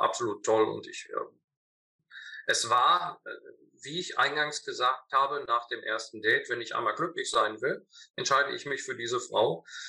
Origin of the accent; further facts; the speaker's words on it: North Rhine-Westphalia, Germany; Ich komme zwar äh, aus Ostwestfalen